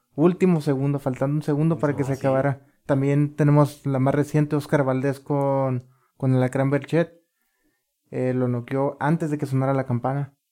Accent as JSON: {"language": "Spanish", "town": "Ensenada", "region": "Baja California", "country": "Mexico", "tie": "born or raised there", "said": "yo soy de aquí de Ensenada y fíjate que qué coincidencias, nací unas súper cerquitas de aquí"}